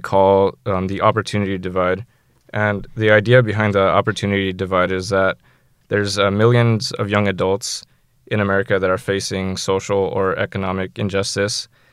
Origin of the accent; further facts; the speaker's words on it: San Jose, California, United States; I'm from San Jose